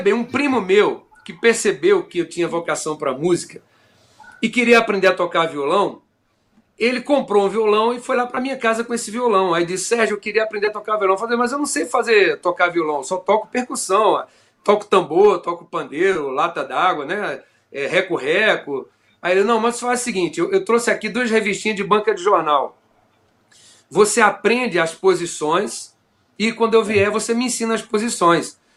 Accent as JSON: {"language": "Portuguese", "town": "Campina Grande", "region": "Paraíba", "country": "Brazil", "tie": "born or raised there", "moved": "yes", "lives_now": "Rio de Janeiro, Brazil", "said": "Campina Grande, minha cidade, onde eu nasci. É... eu comecei a perceber uma inclinação por música quando, lá na, na Vila Santa Ana, que era o lugar onde eu morava"}